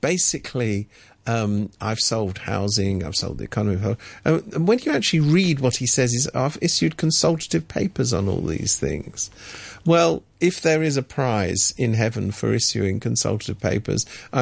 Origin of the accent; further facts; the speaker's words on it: United Kingdom; moved away as an adult; now in Hong Kong; I come from Britain